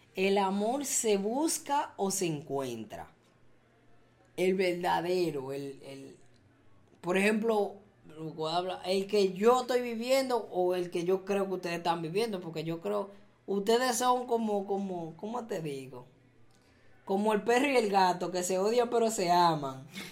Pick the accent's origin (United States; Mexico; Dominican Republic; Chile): Dominican Republic; yo siento que yo pertenezco allá